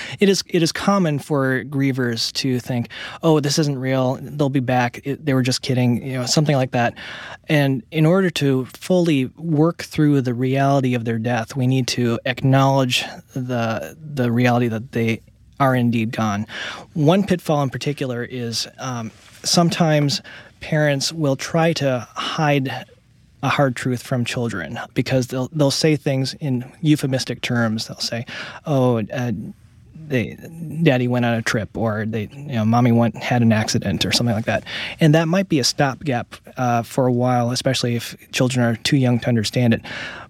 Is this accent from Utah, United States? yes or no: no; New York City, New York, United States; born there; Yeah, my parents were from Taiwan, and they came to the States in the 1960s, and I was born in 1972 in New York City.